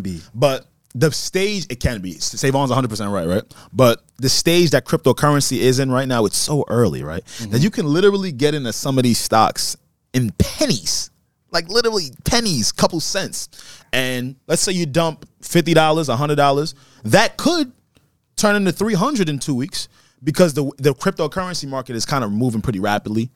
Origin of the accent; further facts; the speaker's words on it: United States; I was born here in the United States